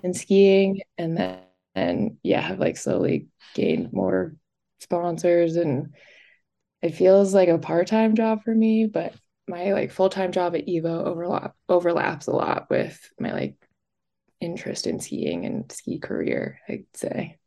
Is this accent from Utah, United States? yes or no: yes; Park City, Utah, United States; also born or lived in New Jersey; I was born in New Jersey, and then we moved to Park City